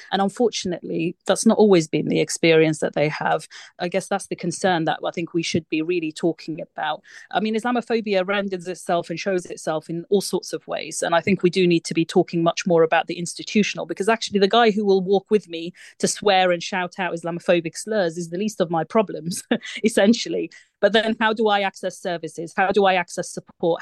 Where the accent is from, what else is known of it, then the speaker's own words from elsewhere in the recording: United Kingdom; we live our lives as British Muslims in this country